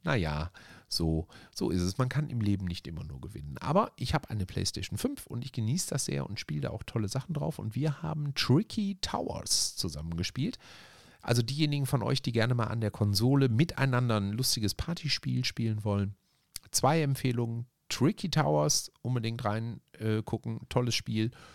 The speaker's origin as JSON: {"language": "German", "town": "Essen", "region": "North Rhine-Westphalia", "country": "Germany", "said": "bei uns in Borbeck"}